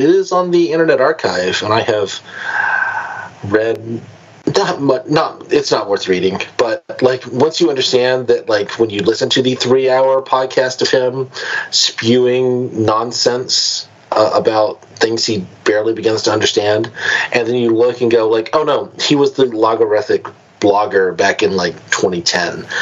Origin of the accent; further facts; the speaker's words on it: United States; as an American